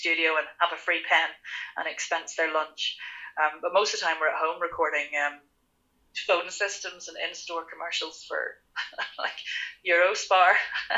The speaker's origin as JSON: {"language": "English", "country": "Ireland", "said": "I am Irish"}